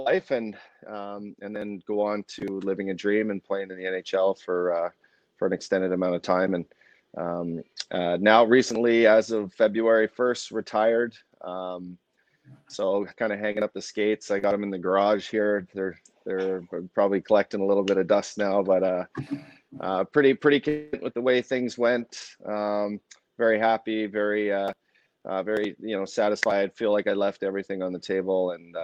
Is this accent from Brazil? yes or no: no; Fort McMurray, Alberta, Canada; I grew up in Fort McMurray, Alberta